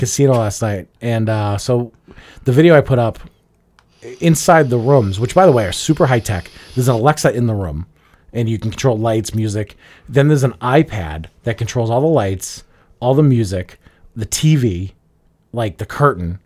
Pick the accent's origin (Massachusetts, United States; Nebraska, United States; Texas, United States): Massachusetts, United States; Revere; But I grew up in Revere. I grew up next door to Everett